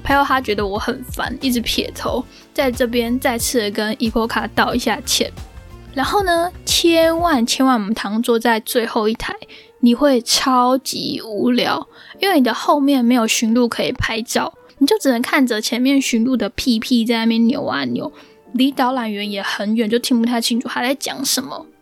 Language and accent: Chinese; Taiwan; 我是一个非常非常怕冷的人，就是那种我觉得我自己应该是在本卡曼谷出生的台妹，而不是台湾人的那种。